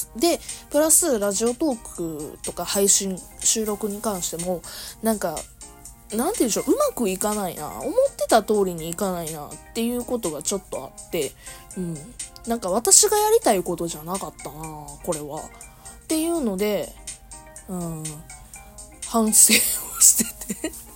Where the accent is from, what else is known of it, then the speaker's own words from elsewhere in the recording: Kansai, Japan; accent: Kansai-ben; moved away as an adult; now in Kanto, Japan; 関西弁喋る場